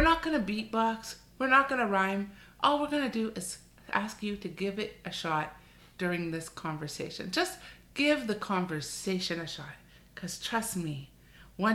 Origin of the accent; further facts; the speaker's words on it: Canada; we're born and raised in Canada, and so we are Canadian